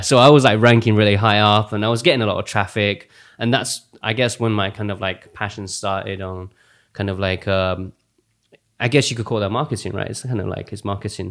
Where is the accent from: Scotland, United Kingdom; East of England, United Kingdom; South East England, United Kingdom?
East of England, United Kingdom; Essex; also born or lived in Xi'an, China / Yangling, China; at the age of nine, uh, in ninety-six, I came over to this country, um, in, in Essex, of all places. So I grew up in Essex.